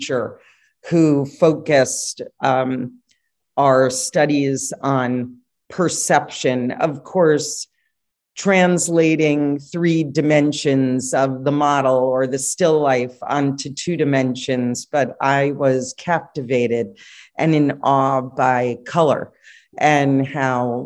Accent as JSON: {"language": "English", "town": "New York City", "region": "New York", "country": "United States", "tie": "born or raised there", "moved": "yes", "lives_now": "California, United States", "said": "born and raised in New York City and grew up in Manhattan"}